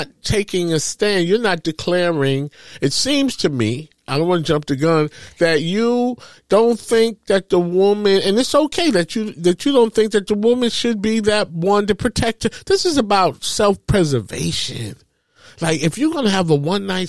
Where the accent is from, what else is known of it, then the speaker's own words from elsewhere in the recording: New York City, New York, United States; I'm from Harlem. I grew up, you know, from public housing projects.